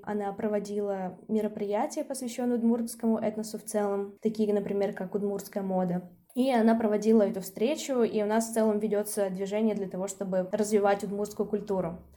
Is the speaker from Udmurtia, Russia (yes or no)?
yes; Izhevsk, Udmurtia, Russia; moved away as an adult; also born or lived in Saint Petersburg; now in Izhevsk, Russia; я родилась в Ижевске, это мой родной город